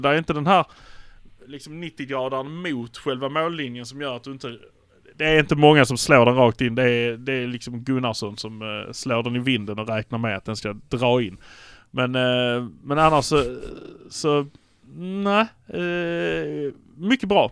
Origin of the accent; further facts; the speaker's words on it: Malmö, Skåne, Sweden; vi är från Malmö